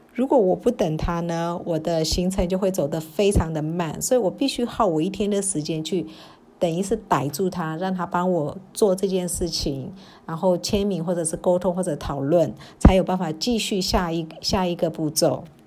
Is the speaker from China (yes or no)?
no; Myanmar; 那这也是我们缅甸人在表述的时候，其实我们真的很少会直接讲重点